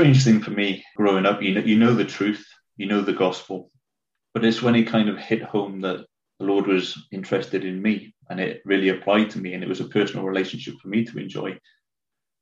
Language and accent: English; Cwmbran, Wales, United Kingdom; also born or lived in Winchester / Four Marks; it's about 35 minutes down the road from where I am now, a town called Cwmbran. I don't know if people know Wales, but it's about 5 minutes, 10 minutes from Newport. Not the nicest of places, but, you know, good to be 10 minutes away from it. Growing up in Cwmbran